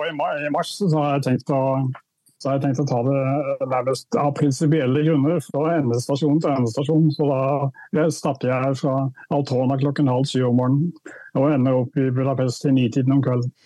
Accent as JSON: {"language": "Norwegian", "region": "Indre Agder", "country": "Norway", "tie": "born or raised there", "said": "da jeg var barn, så vokste jeg opp i en reformistisk eh, luthersk prestefamilie i Indre Agder"}